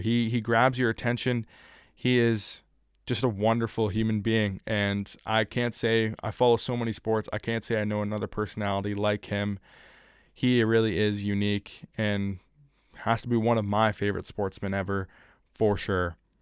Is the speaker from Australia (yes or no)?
no; Canada; my home country